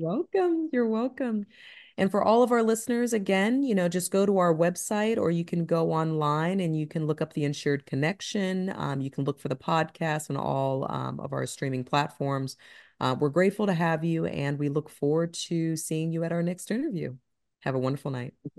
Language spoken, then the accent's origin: English; Ohio, United States; now in Atlanta, United States; I'm from Ohio